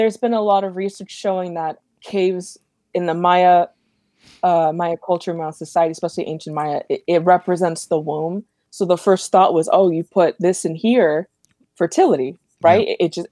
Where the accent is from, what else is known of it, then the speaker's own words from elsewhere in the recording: Los Angeles, California, United States; I grew up in Eagle Rock